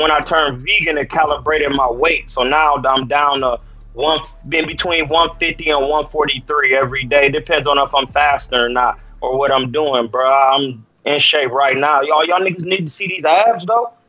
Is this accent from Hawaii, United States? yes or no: no; Akron, Ohio, United States; now in Oakland, United States; I'm really from Akron, Ohio